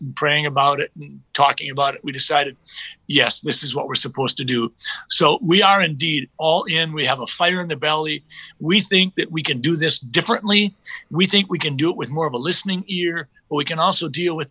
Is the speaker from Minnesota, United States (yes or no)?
yes; Sleepy Eye, Minnesota, United States; I'm a small town kid. I grew up in Sleepy Eye, Minnesota, and I've been a lifelong Minnesotan.